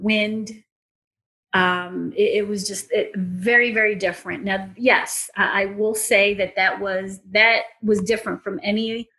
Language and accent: English; Philippines; moved away; I'm from the Philippines. Okay. So, Philippines, in the 80s, I mean, it's still considered a third world country, but I came from a third world country.